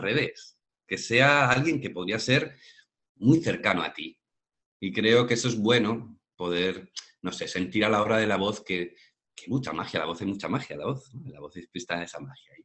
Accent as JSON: {"language": "Spanish", "town": "Madrid", "region": "Community of Madrid", "country": "Spain", "moved": "yes", "lives_now": "Málaga, Spain", "said": "yo soy de Madrid, pero ahora mismo estoy en Málaga, en el sur de España"}